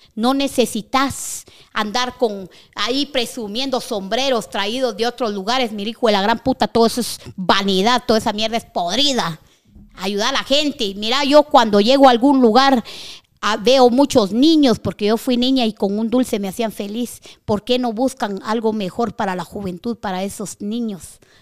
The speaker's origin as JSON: {"language": "Spanish", "country": "Guatemala", "said": "estoy en mi país, soy guatemalteca"}